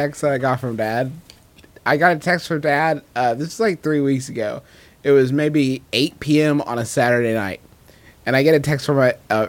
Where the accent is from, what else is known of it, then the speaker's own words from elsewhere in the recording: West Virginia, United States; And we said, "West Virginia."